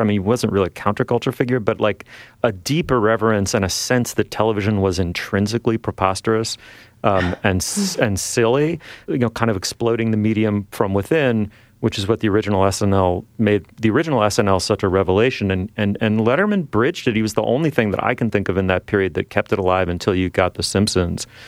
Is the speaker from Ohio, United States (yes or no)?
no; New York City, New York, United States; now in Toronto, Canada; I grew up in New York City